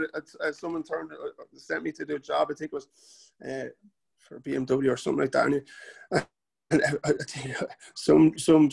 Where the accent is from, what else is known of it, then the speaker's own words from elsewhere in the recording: Bray, Leinster, Ireland; But I love where I'm from. I love Bray. I'm born and bred in Bray